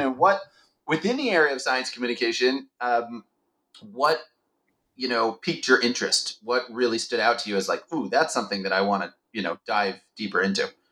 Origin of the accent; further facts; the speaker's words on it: Baltimore, Maryland, United States; moved away as an adult; now in Israel; I'm originally from Baltimore, Maryland, and I moved to Israel immediately after high school